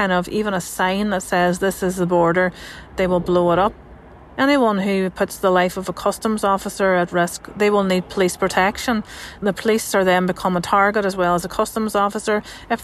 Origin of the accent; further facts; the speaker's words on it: Northern Ireland, United Kingdom; I'm a journalist from Northern Ireland.